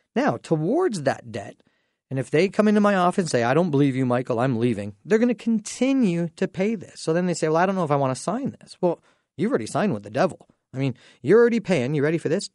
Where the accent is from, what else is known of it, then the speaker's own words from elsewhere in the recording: Dorchester, Ontario, Canada; I grew up in Dorchester, so what an amazing time being able to go back to my high school